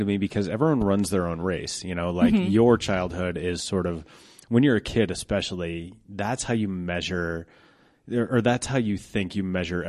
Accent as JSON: {"language": "English", "town": "Golden", "region": "Colorado", "country": "United States", "tie": "born or raised there", "said": "Cause I grew up in Golden and my wife's from Castle Rock."}